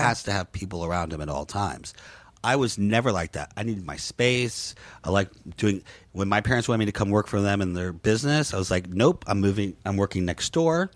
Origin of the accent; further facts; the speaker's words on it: United States; moved away as an adult; also born or lived in Peru / New York / Orlando; now in Los Angeles, United States; I grew up in Florida and Louisiana